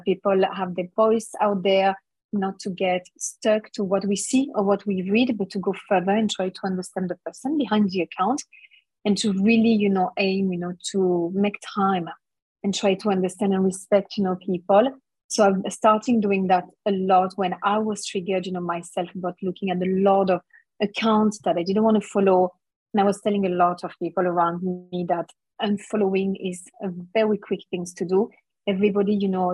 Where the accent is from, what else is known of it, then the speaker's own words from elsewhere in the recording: France; moved away as an adult; now in Melbourne, Australia; I'm from France